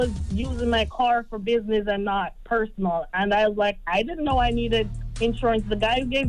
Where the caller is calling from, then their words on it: Florida, United States; I'm calling from Florida.